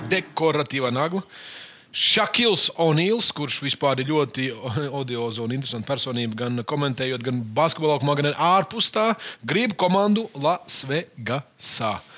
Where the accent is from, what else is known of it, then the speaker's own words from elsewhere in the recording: Latvia; Mēs šeit studijā esam visi latvieši